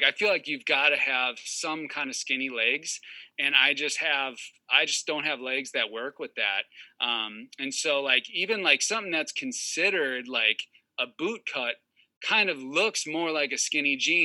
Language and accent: English; Wisconsin, United States; I'm from Wisconsin. And so like hoodie season for us is like, you know, a solid 8 months out of the year.